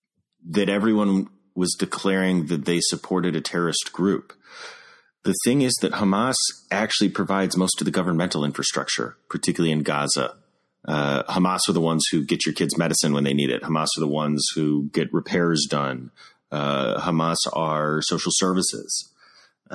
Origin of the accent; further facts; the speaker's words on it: Midwest, United States; moved away; also born or lived in Jerusalem; I'm a Midwesterner